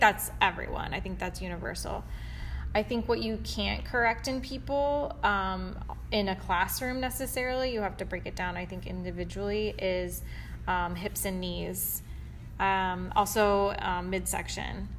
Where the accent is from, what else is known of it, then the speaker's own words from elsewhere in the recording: Kansas City, United States; moved away as an adult; now in Chicago, United States; I am originally from Kansas City, and I moved to Chicago in 2008